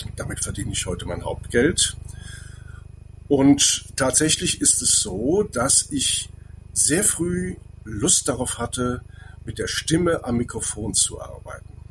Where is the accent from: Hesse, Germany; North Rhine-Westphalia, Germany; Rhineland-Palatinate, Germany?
Rhineland-Palatinate, Germany; Andernach; ich komme aus Andernach, da gibt es den Kranenberg